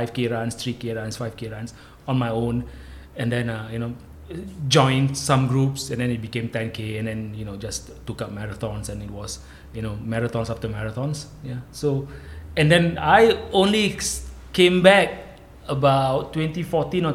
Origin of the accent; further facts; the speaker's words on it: Singapore; moved away as an adult; also born or lived in Malaysia; I'm Singaporean. I grew up in Singapore